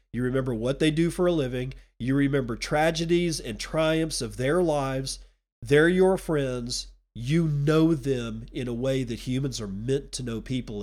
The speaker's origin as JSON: {"language": "English", "region": "Texas", "country": "United States", "moved": "yes", "lives_now": "Washington, United States", "said": "I'm a Texan"}